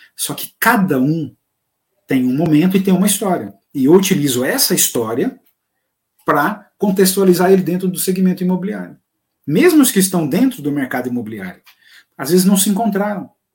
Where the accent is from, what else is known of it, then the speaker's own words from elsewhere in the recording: Goiás, Brazil; accent: goianês; Que em bom goianês, porque eu sou goiano